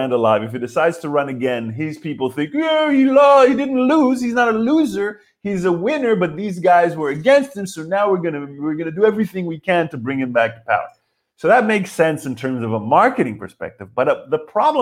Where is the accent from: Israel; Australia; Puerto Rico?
Israel; I'm from Israel